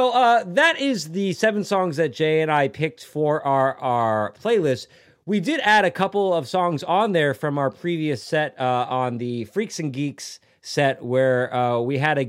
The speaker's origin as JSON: {"language": "English", "country": "Japan", "tie": "born or raised there", "said": "I grew up in Japan in the teenage years, and we go to karaoke."}